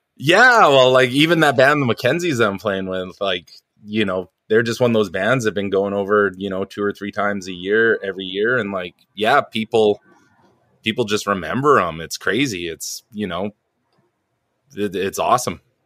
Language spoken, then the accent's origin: English; New Westminster, British Columbia, Canada; also born or lived in Vancouver Island; I was born in a town called New Westminster, which used to be the capital of, uh, B C, long, long, long time ago in the cowboy days. Um, it's like a suburb of Vancouver